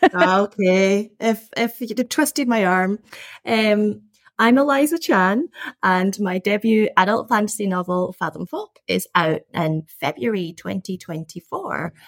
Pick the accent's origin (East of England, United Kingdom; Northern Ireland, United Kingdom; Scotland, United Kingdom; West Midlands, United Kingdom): Scotland, United Kingdom; I was born and brought up in Scotland